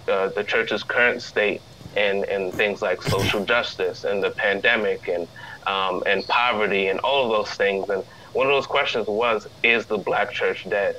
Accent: Hamden, Connecticut, United States; now in West Palm Beach, United States; I grew up in Hamden, Connecticut, eventually I moved to West Palm Beach, Florida

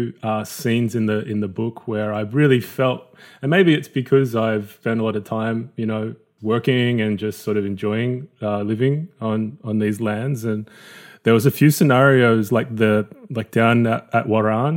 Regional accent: New South Wales, Australia; I very much born down here in the city and feel very much like a city slicker.

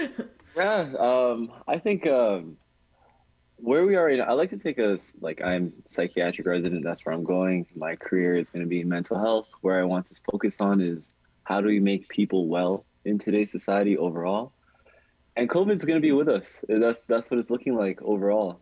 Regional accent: Toronto, Ontario, Canada; I'm from Rexdale, I'm from the west side of Toronto.

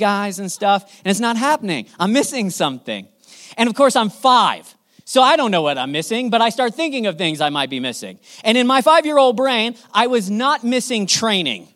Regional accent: Southern California, United States; I grew up in Southern California

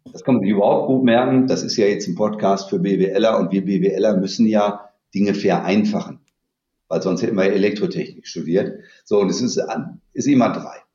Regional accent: Dortmund, North Rhine-Westphalia, Germany; also born or lived in Münster / Los Angeles / Copenhagen / Stanford; ich komme aus Dortmund, da bin ich auch gerade ich habe hier nach dem Abitur mal eine Banklehre gemacht

